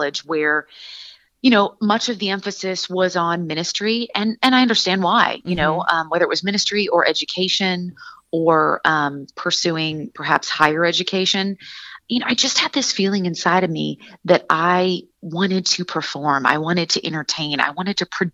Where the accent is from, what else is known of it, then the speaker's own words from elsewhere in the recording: Seattle, Washington, United States; moved away as an adult; also born or lived in Santa Barbara, California; born and raised in Seattle, Washington